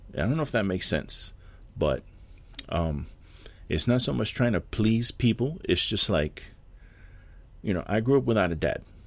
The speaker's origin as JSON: {"language": "English", "town": "New York City", "region": "New York", "country": "United States", "tie": "born or raised there", "moved": "yes", "said": "my city and my hometown"}